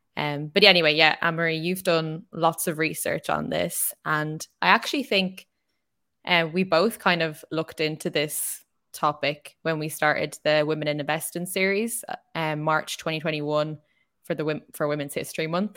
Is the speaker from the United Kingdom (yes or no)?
no; Ireland